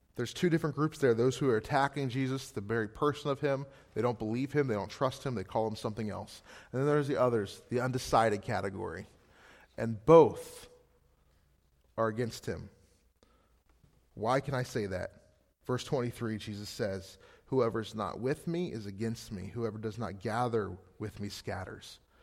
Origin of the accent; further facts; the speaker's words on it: Gettysburg, Pennsylvania, United States; moved away as an adult; now in Scranton, United States; Gettysburg, Pennsylvania, originally.